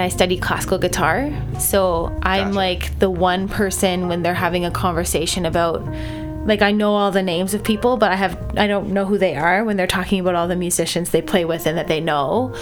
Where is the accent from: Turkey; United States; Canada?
Canada; Nova Scotia; now in Toronto, Canada; I play guitar and sing in language arts, and I'm from Nova Scotia